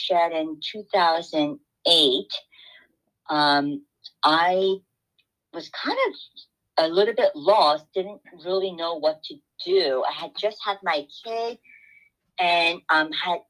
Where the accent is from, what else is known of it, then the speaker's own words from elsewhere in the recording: South Korea; now in New York, United States; as a child growing up in Korea